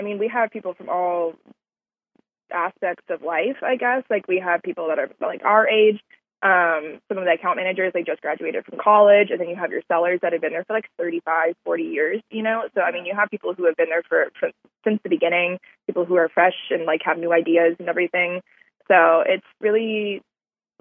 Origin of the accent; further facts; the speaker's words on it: Texas, United States; also born or lived in California / Minnesota (parents); now in Houston, United States; I was born in California. I moved to Texas when I was 8